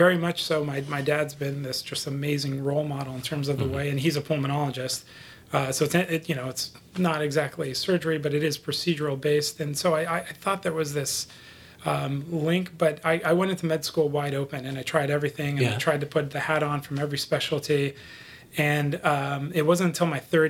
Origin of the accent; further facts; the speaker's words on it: Los Angeles, California, United States; also born or lived in Buffalo, New York; my father had moved from there to Los Angeles, where I was raised.